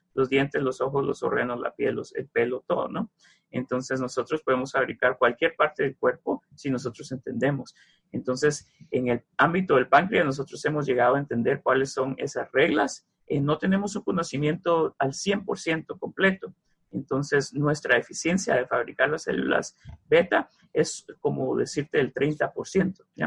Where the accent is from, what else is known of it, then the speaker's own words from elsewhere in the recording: Mazatenango, Suchitepéquez, Guatemala; moved away; yo soy de los departamentos, yo soy de Mazatenango, Xochitepecas, y en Mazate yo leía el libro de Julio Verne